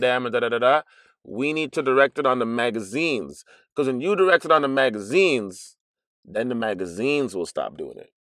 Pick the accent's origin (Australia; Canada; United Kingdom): Canada; Toronto, Ontario; if you're growing up in Toronto, Patois becomes a second language to you